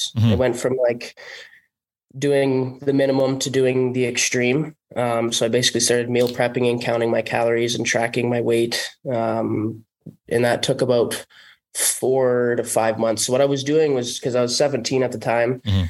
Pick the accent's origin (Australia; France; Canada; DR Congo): Canada; North Bay, Ontario; Well, small town. Mm-hmm. It was kind of just hockey focused my entire childhood, which was awesome. Yeah. The population here is only like 50, 60,000 people.